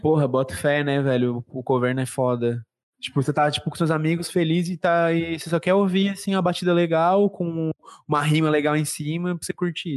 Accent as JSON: {"language": "Portuguese", "country": "Brazil", "said": "A gente, como como brasileiro"}